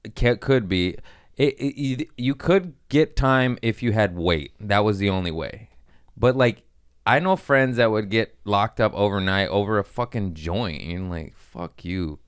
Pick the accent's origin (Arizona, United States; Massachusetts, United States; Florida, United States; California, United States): California, United States; born or raised there